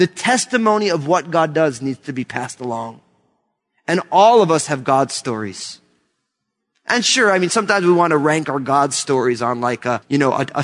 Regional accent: New Jersey, United States; I was born and raised in New Jersey

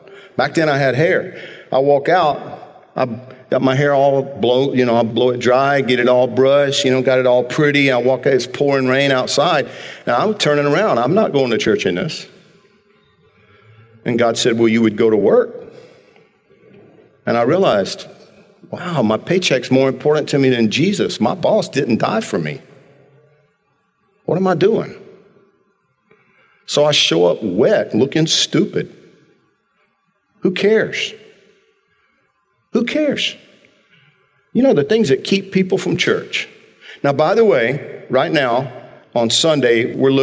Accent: Georgia, United States; moved away; I grew up in Georgia. It's not like down here

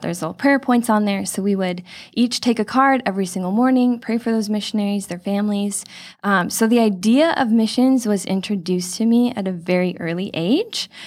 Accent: Chino Hills, California, United States; I was born and raised in Chino Hills, grew up here coming to this church my whole life.

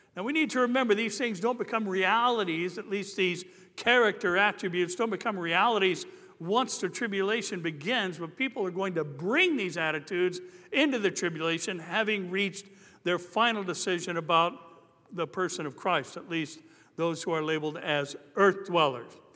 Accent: Anaheim, California, United States; I grew up in Anaheim First Church of the Nazarene

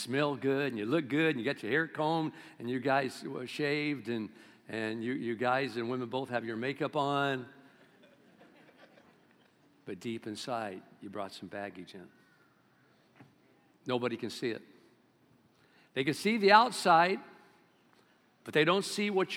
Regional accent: Bakersfield, California, United States; I'm from Bakersfield.

